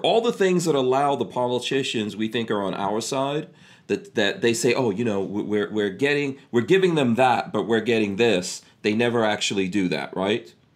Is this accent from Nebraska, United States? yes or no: no; New York, United States; also born or lived in New Jersey; now in Florida, United States; I grew up in New York